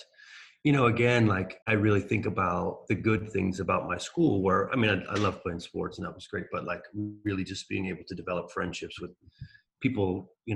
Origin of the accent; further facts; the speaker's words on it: Maryland, United States; I came to Maryland when I was 7. And I never really like felt any sort of attachment to it. But as I've gotten older, I've really realized like how lucky I was to grow up here